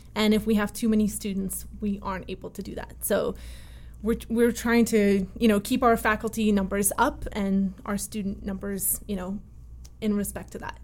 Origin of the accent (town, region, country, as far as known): Connecticut, United States; born or raised there; also born or lived in Russia